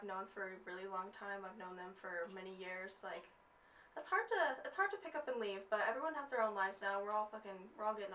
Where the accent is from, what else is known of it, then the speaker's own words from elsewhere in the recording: Utah, United States; also born or lived in West Valley City, Utah / Salt Lake City, Utah / Kearns, Utah / Murray, Utah; I grew up here in Utah. I've lived all over Utah, West Valley, Salt Lake, Kearns, Murray, like everywhere